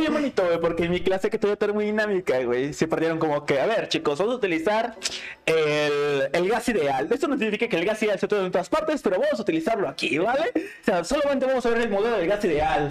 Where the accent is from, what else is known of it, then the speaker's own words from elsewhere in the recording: Mexico; nosotros como mexicanos, güey, nuestra idiosincrasia